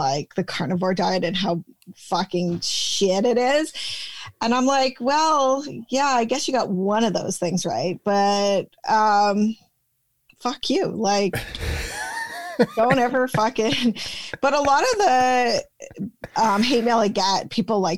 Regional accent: Canada; we're Canadian

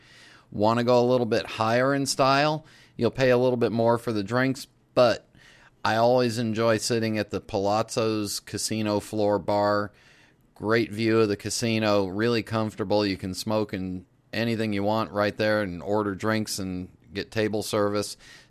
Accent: West Coast, United States; moved away as an adult; also born or lived in Los Angeles; now in Charlotte, United States; I grew up on the West Coast.

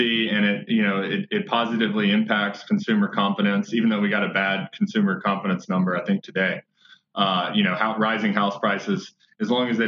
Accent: Memphis, Tennessee, United States; I'm from Memphis.

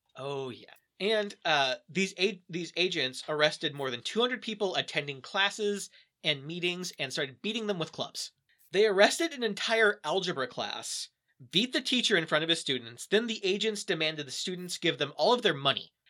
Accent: Kansas, United States; we're from Kansas

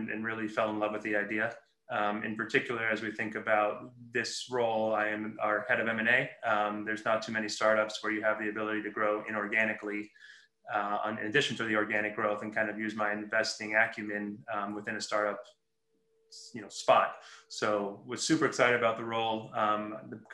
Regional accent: Los Angeles, California, United States; moved away as an adult; I was born and raised in Los Angeles and recently moved back a few years ago

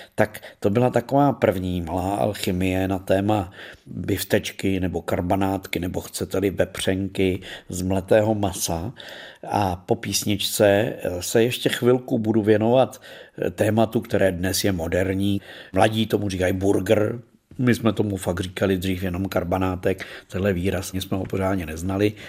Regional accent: Czechia; populární tady u nás v Čechách

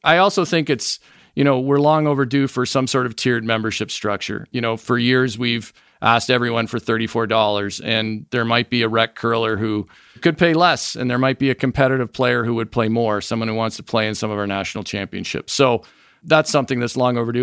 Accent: Niagara Falls, Ontario, Canada; moved away as an adult; also born or lived in North Vancouver / Montreal / New York City / Michigan; now in United States; I grew up in the Falls, was born in North Vancouver, actually

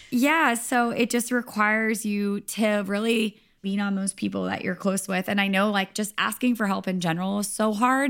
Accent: Rhode Island, United States; moved away as an adult; also born or lived in Nashville / Los Angeles; I'm from Rhode Island

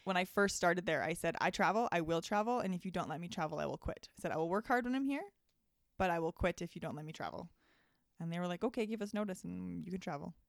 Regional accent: High River, Alberta, Canada; I grew up on High River, actually. So it's, like, thirty minutes south of Calgary

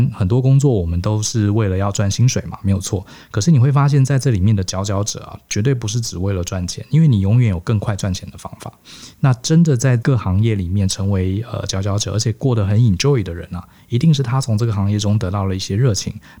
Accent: Taiwan; born there; 而且我常跟同学讲，我们生在台湾啊，其实真的还蛮 lucky 的

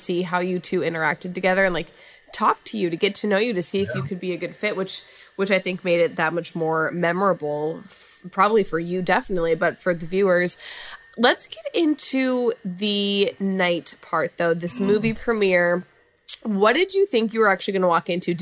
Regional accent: Minnesota, United States; I'm coming from Minnesota

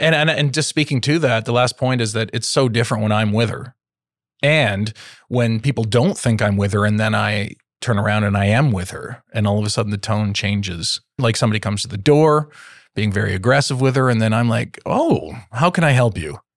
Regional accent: Toronto, Ontario, Canada; growing up in Toronto, in Canada, and being white

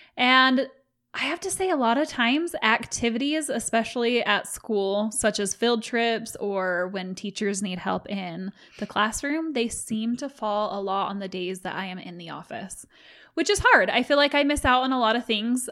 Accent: Utah, United States; I was raised in Utah, and the dominant religion here

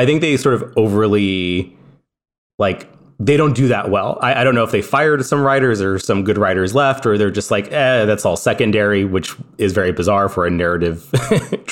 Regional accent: California, United States; moved away; I'm from California

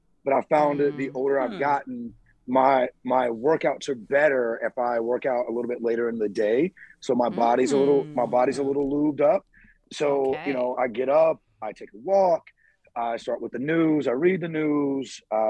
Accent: Southern United States, United States; I mean, I grew up in the South eating chitlins and pig

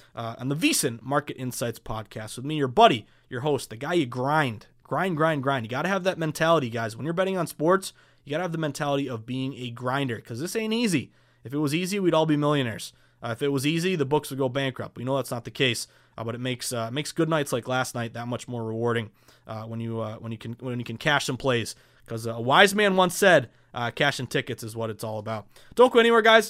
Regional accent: Massachusetts, United States; Massachusetts, of course, my home state

